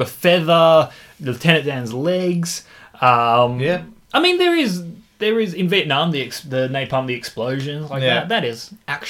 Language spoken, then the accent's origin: English; Australia; accent: Australian; We're Australian.